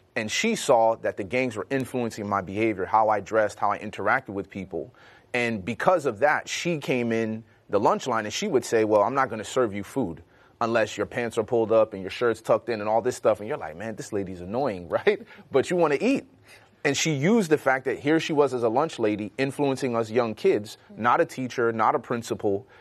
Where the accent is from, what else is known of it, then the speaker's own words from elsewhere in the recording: Chicago, Illinois, United States; growing up in Chicago